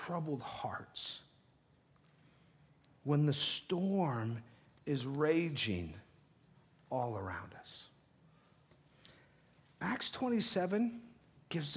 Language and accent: English; the Northwest, Pacific Northwest, United States; moved away; I'm from the Northwest.